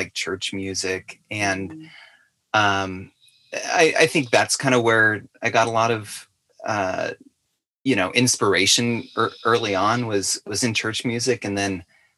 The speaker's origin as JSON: {"language": "English", "town": "Fresno", "region": "California", "country": "United States", "moved": "yes", "said": "as soon as I moved away from, from California, I'm from the Fresno area"}